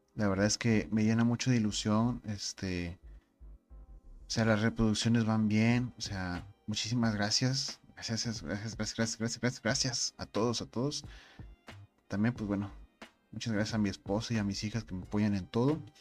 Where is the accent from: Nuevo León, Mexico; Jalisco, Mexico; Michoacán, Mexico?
Nuevo León, Mexico; Monterrey; Soy Regio